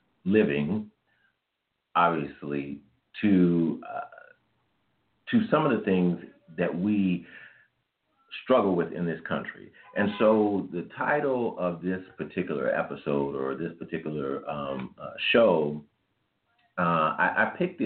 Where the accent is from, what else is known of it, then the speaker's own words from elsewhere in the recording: Kansas City, Missouri, United States; also born or lived in Fayette, Missouri; I am a 46-year-old African-American male, born and raised in Kansas City, Missouri